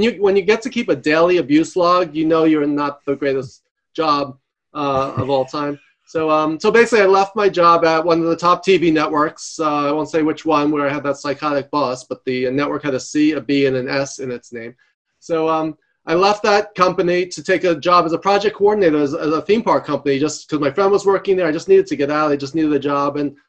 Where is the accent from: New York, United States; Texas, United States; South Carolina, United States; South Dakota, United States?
New York, United States; New York City; Native New Yorker. Mother from the Bronx, my father from Brooklyn. I'm from Queens. And so covering three of the five boroughs.